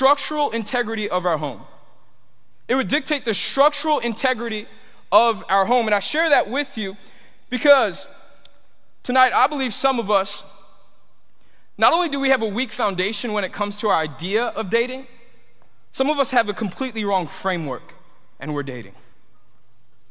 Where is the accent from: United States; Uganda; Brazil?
United States; Tampa, Florida; also born or lived in Miami; I grew up here in Tampa